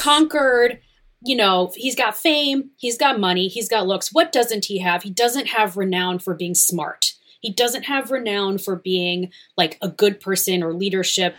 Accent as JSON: {"language": "English", "town": "Cleveland", "region": "Ohio", "country": "United States", "also_born_or_lived": "New York", "moved": "yes", "said": "I'm from Ohio, um, so I went back to Cleveland"}